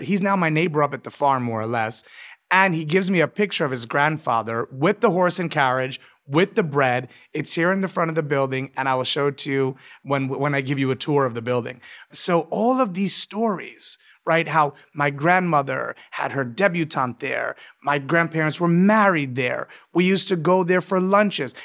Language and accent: English; New York City, New York, United States; I'm a born New Yorker, born and raised